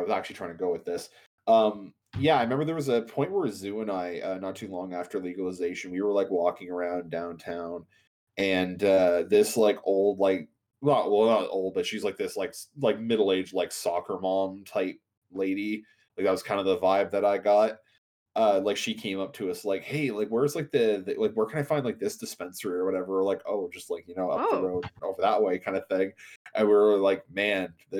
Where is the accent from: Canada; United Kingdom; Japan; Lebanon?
Canada; us Canadians